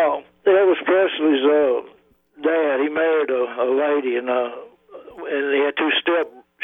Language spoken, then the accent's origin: English; Monroe, Louisiana, United States; I'm from down around Monroe.